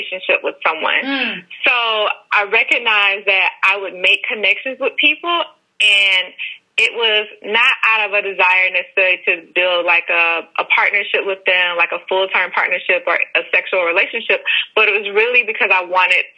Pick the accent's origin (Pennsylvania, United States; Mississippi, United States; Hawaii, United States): Mississippi, United States; moved away as an adult; now in Atlanta, United States; And I am originally from Mississippi. I currently live in Atlanta, Georgia for like the past 3 years now.